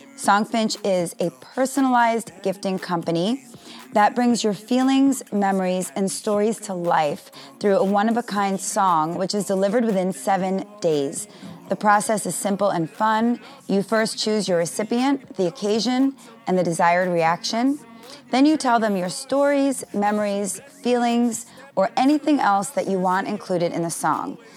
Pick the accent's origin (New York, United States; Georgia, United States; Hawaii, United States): New York, United States; New York City; now in Florida, United States; a long weekend in New York, my hometown